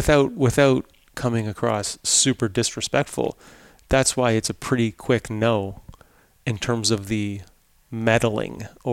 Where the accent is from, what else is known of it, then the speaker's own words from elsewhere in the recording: Canada; moved away; I'm a Canadian-born player, right?